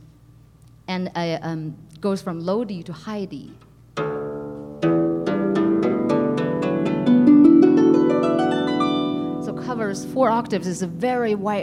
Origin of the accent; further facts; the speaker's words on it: Beijing, China; moved away as an adult; now in United States; I'm originally from Beijing. Was born and raised in Beijing, and came to the States when I was in sophomore year to study music